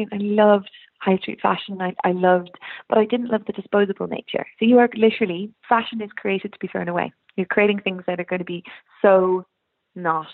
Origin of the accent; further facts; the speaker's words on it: Ireland; It's my dad's Irish, mum is Irish, but I was brought up here, so I'm very Irish.